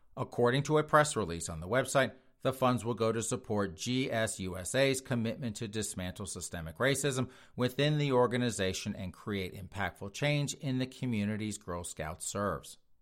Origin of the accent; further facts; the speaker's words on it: Spartanburg, South Carolina, United States; my hometown.